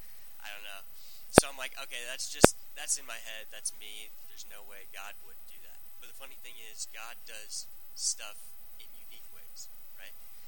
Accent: Gretna, United States; I grew up in Gretna, Class A, so the high school youth group that I had was like 10 people

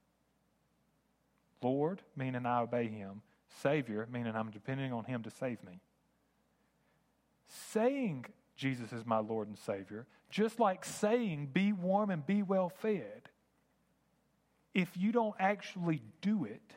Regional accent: United States; I grew up in America.

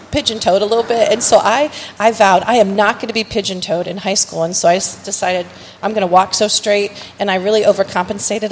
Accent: Streetsboro, Ohio, United States; also born or lived in Edinburg, Ohio; we grew up in Streetsboro

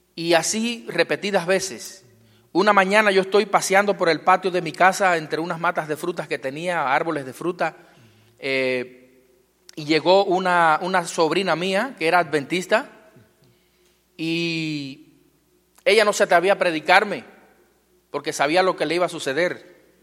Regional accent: Cuba; Vengo de un lugar muy lejano. Vengo del Caribe. Eh, vengo de Cuba. Eh, soy pastor eh, en Cuba.

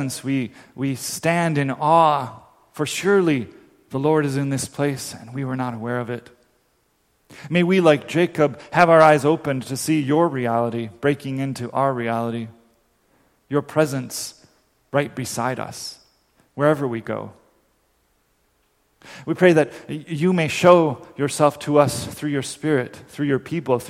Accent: Dominican Republic; moved away; it's a song I grew up singing in the Dominican Republic

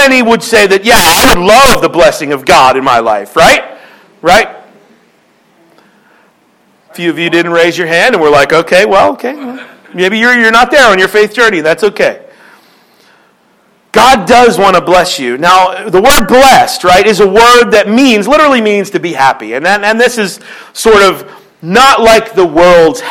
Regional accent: Philadelphia, Pennsylvania, United States; moved away; I'm from Philly

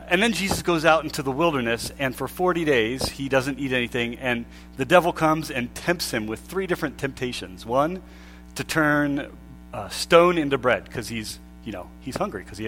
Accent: Pennsylvania, United States; we grew up in Pennsylvania

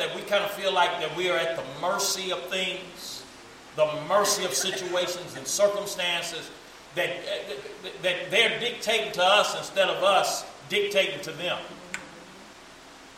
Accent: United States; We grew up in America

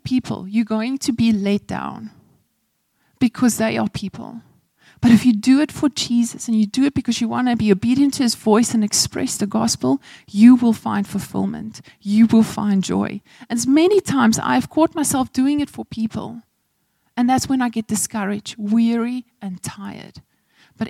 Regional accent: Malmesbury, Western Cape, South Africa; moved away; also born or lived in Zulu village, KwaZulu-Natal; I come from Malmesbury, Hoërskool Swartland, and I'm living in a Zulu village

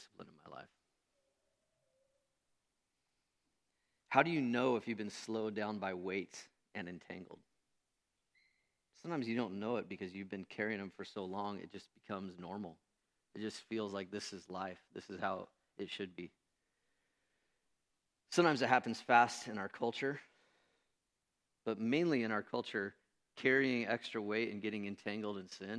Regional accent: United States; also born or lived in Renton, Washington; I'm an American Christian.

